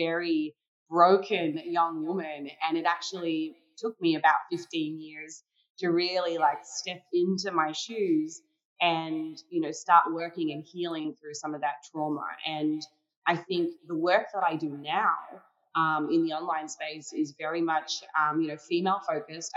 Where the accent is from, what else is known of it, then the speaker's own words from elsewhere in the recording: Tasmania, Australia; I grew up in Tasmania, Australia.